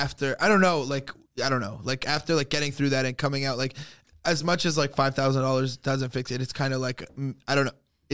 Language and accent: English; Montreal, Quebec, Canada; I grew up in St. Leo. My family lives in St. Leo. That's how we talk.